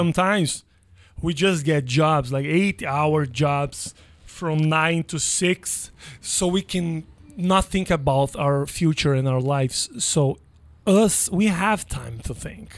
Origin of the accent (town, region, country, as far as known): Brazil; now in United States